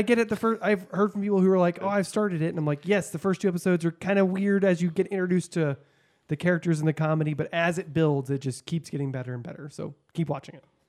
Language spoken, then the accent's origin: English; Texas, United States; moved away; also born or lived in Missouri; I was born and raised in Texas